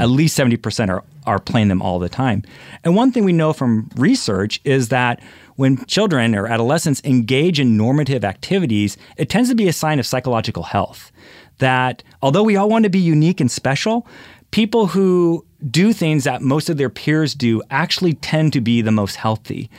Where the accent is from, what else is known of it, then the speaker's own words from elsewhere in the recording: Philadelphia, Pennsylvania, United States; I'm from Philadelphia